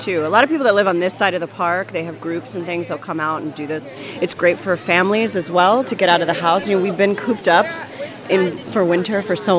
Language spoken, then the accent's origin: English; Texas, United States; now in Brooklyn, United States; No. Originally I'm from Texas.